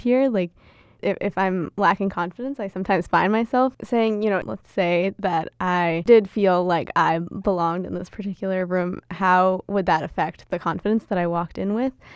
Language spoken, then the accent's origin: English; United States; accent: American; first language Gujarati; was also born and raised here, just, you know, born with, with American citizenship